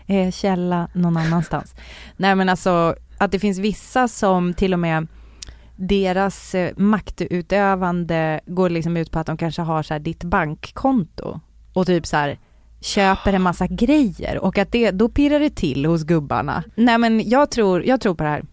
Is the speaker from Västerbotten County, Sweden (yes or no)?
yes; Umeå, Västerbotten County, Sweden; moved away; jag växte upp i Umeå.